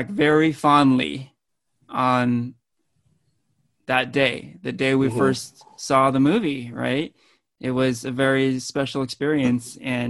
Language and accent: English; Danville, California, United States; I grew up in Danville, California